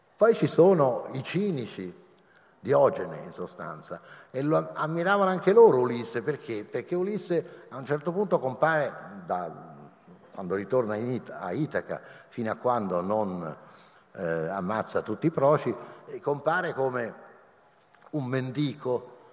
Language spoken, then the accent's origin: Italian; Rome, Lazio, Italy; io sono romano